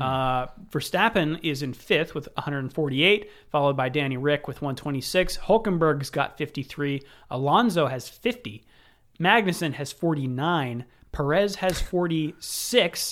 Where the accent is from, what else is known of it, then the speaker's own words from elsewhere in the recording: United States; I'm American.